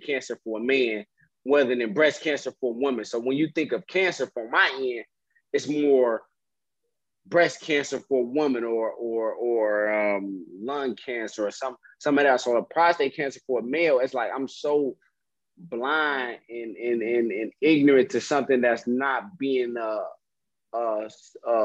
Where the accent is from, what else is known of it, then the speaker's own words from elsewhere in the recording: Detroit, Michigan, United States; I'm from Detroit